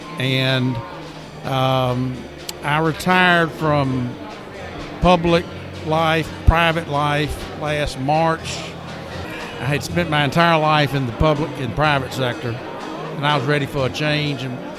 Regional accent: Athens, Georgia, United States; So I grew up in Athens.

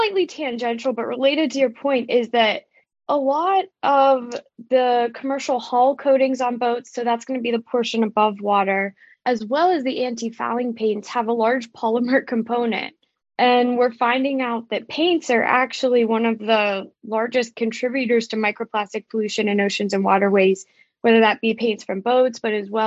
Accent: Pittsburgh, Pennsylvania, United States; I'm from Pittsburgh, Pennsylvania, so a landlocked area.

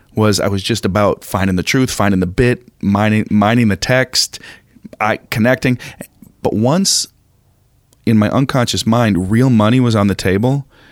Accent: Minneapolis, Minnesota, United States; moved away as an adult; also born or lived in New York; I grew up in Minneapolis

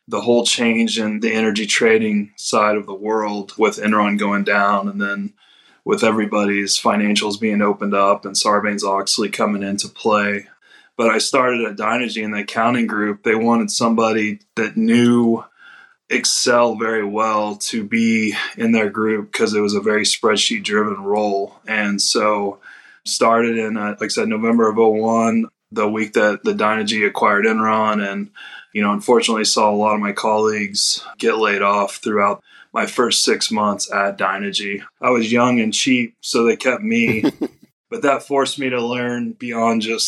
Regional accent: Tulsa, Oklahoma, United States; I grew up in Tulsa, Oklahoma.

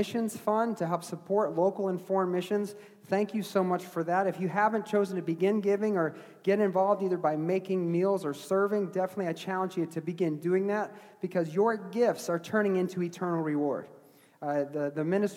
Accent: New England, United States; I was born in New England

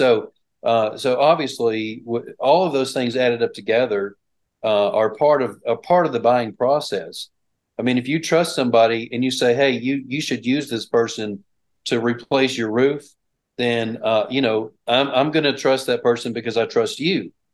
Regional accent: Bryant, Arkansas, United States; I grew up here in Bryant, actually close by the Bryant, Arkansas is where I went all 12 years of school.

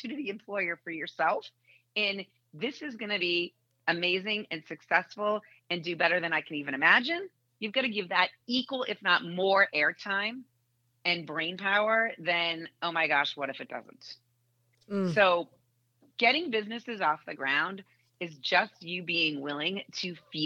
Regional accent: Boston, Massachusetts, United States; now in Indianapolis, United States; I grew up in Boston.

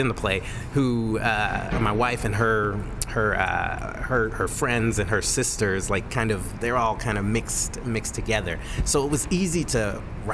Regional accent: Texas, United States; moved away as an adult; I lived there for 11 years, from like age 11 to 21

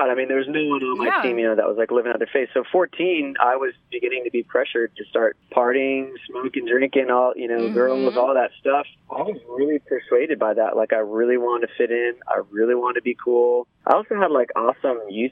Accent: Ventura, California, United States; I grew up in Ventura, which is right by the beach

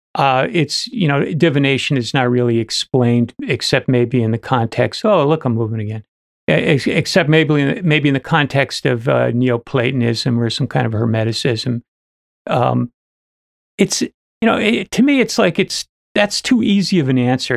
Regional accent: New Jersey, United States; I was from New, N, uh, New Jersey

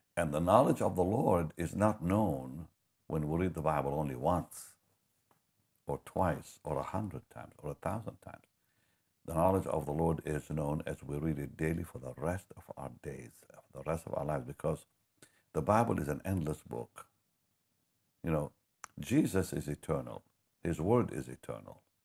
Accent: Israel; moved away; also born or lived in Toronto; I'm from Israel

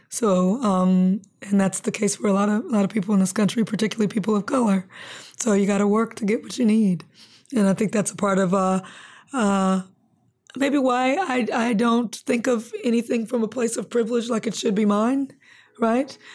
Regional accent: Compton, California, United States; also born or lived in Lynwood / Long Beach; growing up in Compton, Linwood, Long Beach

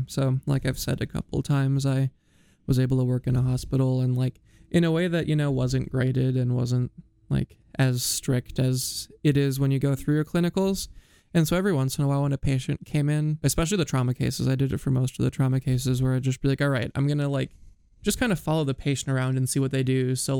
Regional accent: Iowa, United States; born or raised there

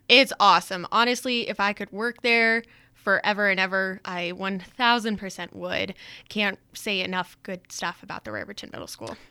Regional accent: Denver, Colorado, United States; moved away as an adult; also born or lived in Wyoming; now in Riverton, United States; I am originally from Denver, Colorado, and luckily I found my way up to Wyoming pretty quickly after high school

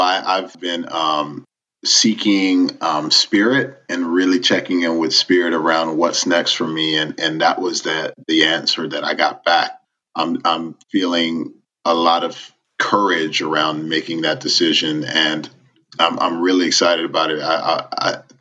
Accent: Miami, Florida, United States; moved away; Miami and Little Haiti in particular is just it gave me my identity.

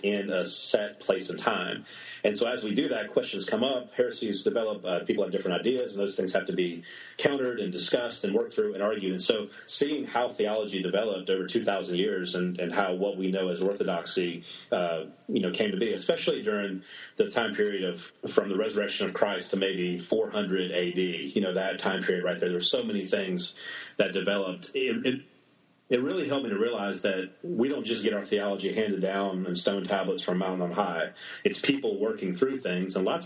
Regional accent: South Mississippi, United States; moved away as an adult; also born or lived in New Orleans, Louisiana / San Francisco Bay Area; now in Montgomery, United States; I was born in New Orleans. My family's all from New Orleans and South Mississippi for generations and generations, and grew up in a small town in South Mississippi just across the border

